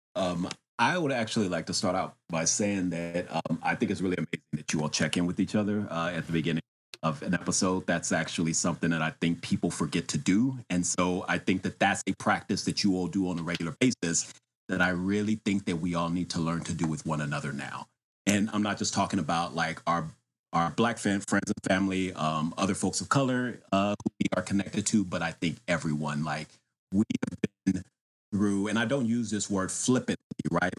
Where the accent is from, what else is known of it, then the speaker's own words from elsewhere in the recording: Austin, Texas, United States; now in Washington, D.C., United States; I am originally from Austin, Texas, and I currently live in Washington, D C.